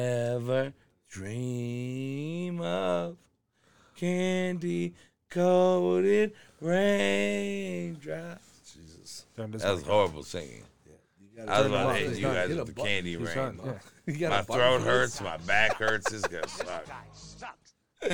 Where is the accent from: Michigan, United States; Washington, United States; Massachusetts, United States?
Michigan, United States; Detroit; born or raised there